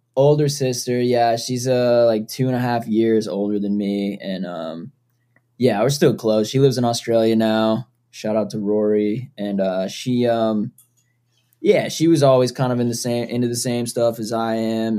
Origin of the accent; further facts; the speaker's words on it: Foxborough, Massachusetts, United States; I grew up in Foxborough, Massachusetts.